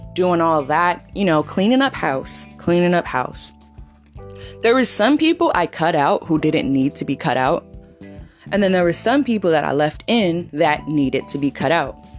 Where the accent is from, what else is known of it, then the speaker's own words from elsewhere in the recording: California, United States; also born or lived in Texas; coming back to California from Texas at the end of 2020 and the first half of 2021 I was like back at my roots